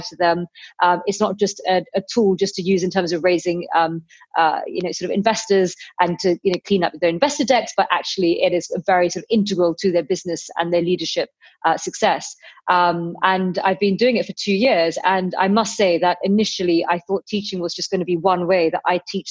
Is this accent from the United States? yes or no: no; London, United Kingdom; I was born in London and my parents came from Pakistan, from Kashmir